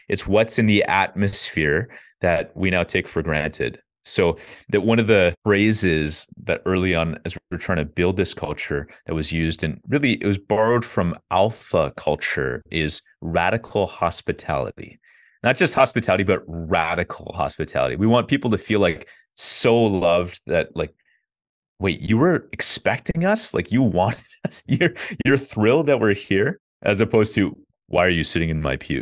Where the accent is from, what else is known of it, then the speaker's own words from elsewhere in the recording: Ottawa, Ontario, Canada; I grew up in Ottawa, Canada, so that's the capital.